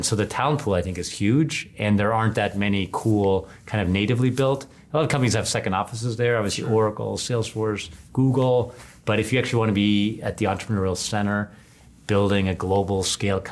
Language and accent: English; Germany; moved away; I'm originally from Germany